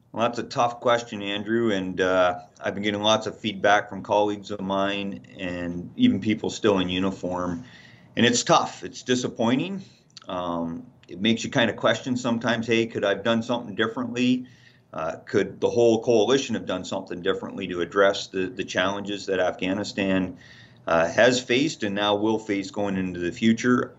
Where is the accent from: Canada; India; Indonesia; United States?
Canada; as Canadians